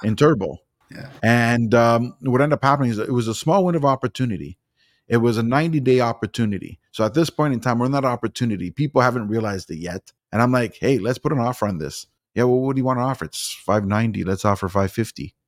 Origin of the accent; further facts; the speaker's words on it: Toronto, Ontario, Canada; moved away as an adult; I was born and raised in Toronto, but I moved out here. I've been out here for four years